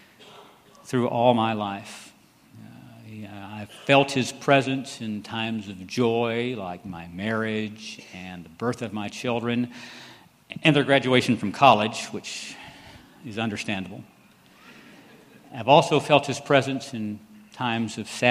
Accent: Temple, Texas, United States; I grew up here in Temple, went to Temple schools

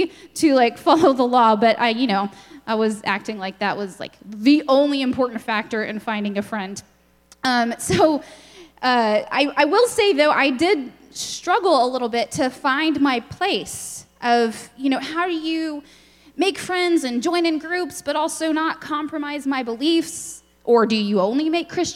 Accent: Lubbock, Texas, United States; moved away as an adult; also born or lived in Austin, Texas; I grew up in Lubbock

